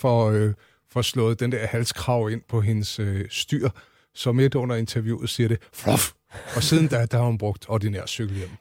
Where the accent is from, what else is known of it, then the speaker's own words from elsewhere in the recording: Central Zealand, Denmark; jeg er fra Midtsjælland